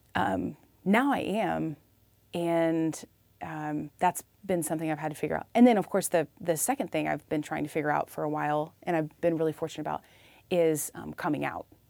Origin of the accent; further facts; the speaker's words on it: Illinois, United States; moved away as an adult; also born or lived in Iowa; now in Austin, Texas, United States; I'm from Illinois, small town Illinois